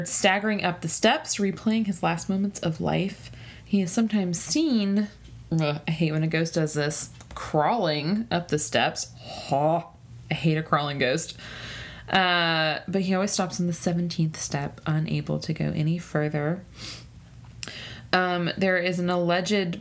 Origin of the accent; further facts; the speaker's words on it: the South, United States; also born or lived in North Carolina; I'm from the South